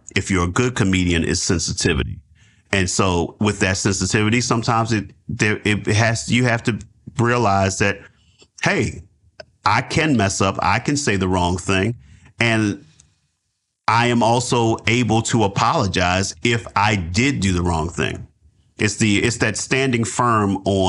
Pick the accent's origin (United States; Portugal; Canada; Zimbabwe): United States; Baltimore, Maryland; now in New York, United States; my hometown, Baltimore